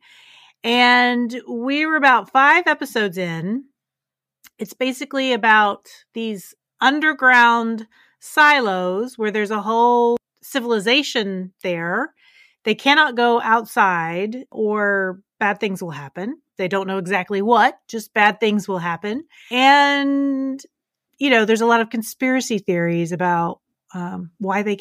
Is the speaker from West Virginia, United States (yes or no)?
yes; West Virginia, United States; moved away; I'm originally from West Virginia